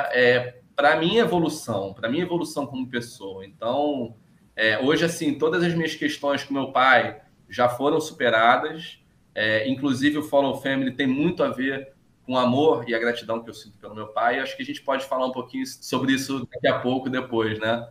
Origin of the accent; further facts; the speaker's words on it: São Conrado, Rio de Janeiro, Brazil; eu cresci em São Conrado, que é um bairro de classe média alta